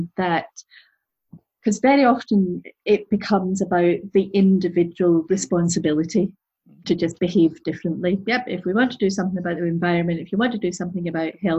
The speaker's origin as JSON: {"language": "English", "town": "Glasgow", "region": "Scotland", "country": "United Kingdom", "said": "I'm originally from Glasgow, and from the east end of Glasgow"}